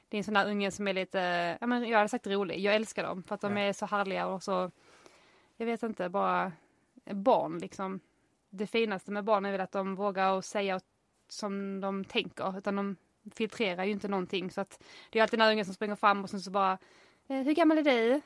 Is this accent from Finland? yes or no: no; United States; now in Sweden; jag är amerikan